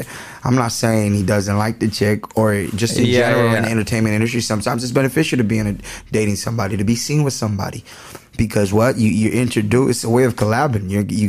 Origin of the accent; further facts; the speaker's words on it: Guanajuato, Mexico; No. I'm from Guanajuato.